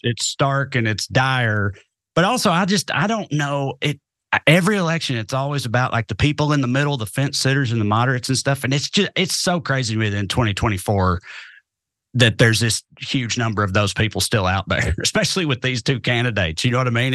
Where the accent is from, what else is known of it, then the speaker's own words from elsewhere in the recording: the South, United States; also born or lived in Cookeville, Tennessee; as a Southerner